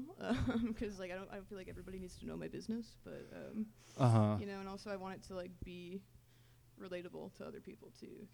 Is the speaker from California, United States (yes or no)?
no; Minneapolis, Minnesota, United States; now in Olympia, United States; I'm from Minnesota. I'm from the Twin Cities.